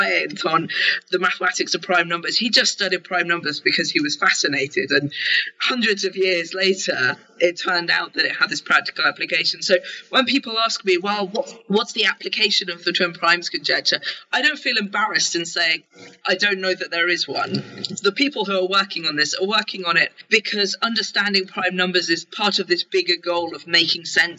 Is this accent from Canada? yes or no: no; United Kingdom; I'm a Brit